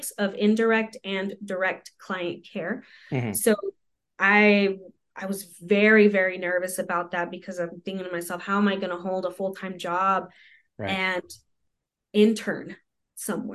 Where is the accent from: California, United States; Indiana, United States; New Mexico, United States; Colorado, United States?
New Mexico, United States; a heavily Hispanic community; English is a second language; got here when I was 2 years old, got into Head Start when I was three